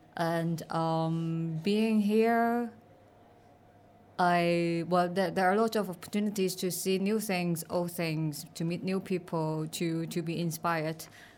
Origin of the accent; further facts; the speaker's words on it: Hong Kong; also born or lived in Amsterdam / Beijing; I'm from Hong Kong. Now I'm working in between Amsterdam and Hong Kong.